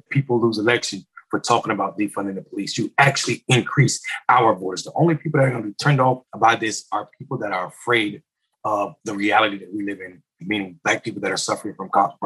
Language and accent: English; North Carolina, United States; I'm from North Carolina. It's my home state.